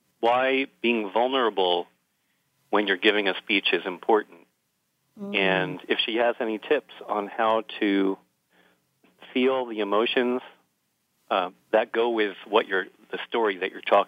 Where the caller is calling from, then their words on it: Oakland, California, United States; I'm an entrepreneurship speaker and entertainer, and I'm calling from Oakland, California.